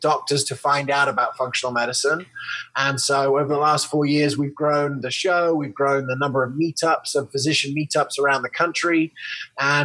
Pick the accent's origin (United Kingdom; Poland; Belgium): United Kingdom; England; moved away; also born or lived in Loveland, Colorado, United States; I was born in Loveland, Colorado in 1980. And I grew up in England